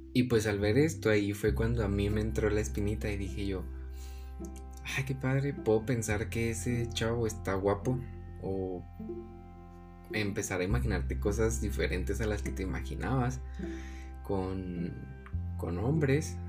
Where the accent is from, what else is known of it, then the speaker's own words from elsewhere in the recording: Hidalgo del Parral, Chihuahua, Mexico; nací en, en Parral y nos tuvimos que mudar a Chihuahua